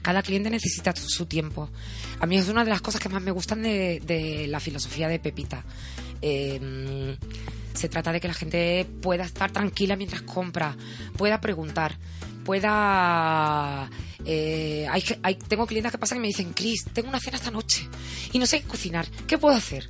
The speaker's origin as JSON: {"language": "Spanish", "area": "Cádiz", "region": "Andalusia", "country": "Spain", "moved": "yes", "said": "yo soy gaditana"}